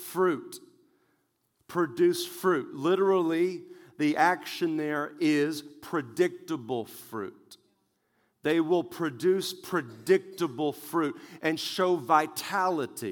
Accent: West Texas, United States; I grew up in West Texas where tumbleweeds are very normal

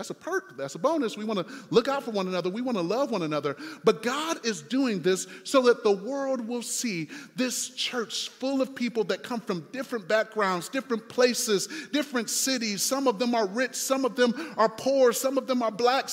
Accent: Detroit, Michigan, United States; moved away; also born or lived in Indiana; I'm from Detroit.

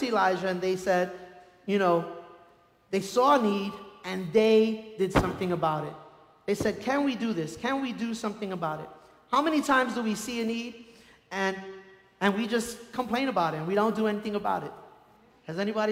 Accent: New York City, New York, United States; now in Colorado, United States; I grew up in Brooklyn, and we were lucky if we had a washing machine

